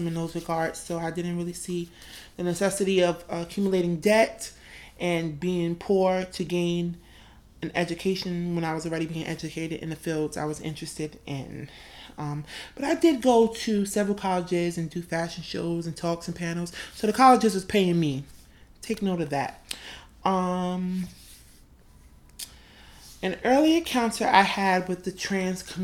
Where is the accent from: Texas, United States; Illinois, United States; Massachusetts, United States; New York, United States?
New York, United States; New York City; also born or lived in Brooklyn, New York; I was born in Queens, New York, to a mother and a father.